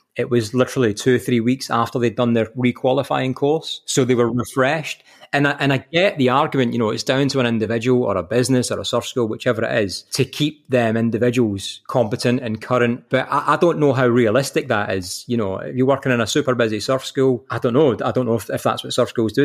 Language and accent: English; Kilmarnock, Scotland, United Kingdom; moved away as an adult; now in Kirkcaldy, United Kingdom; I'm from Kilmarnock, like the, the choices are knife crime and Buckfast